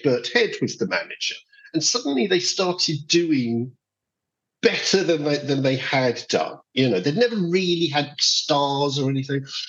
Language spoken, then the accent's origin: English; Croydon, London, United Kingdom; I'm from Croydon, my family's from Croydon.